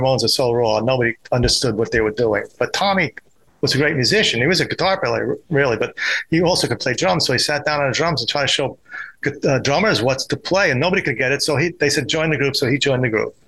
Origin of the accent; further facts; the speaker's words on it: New York City, New York, United States; I grew up in Forest Hills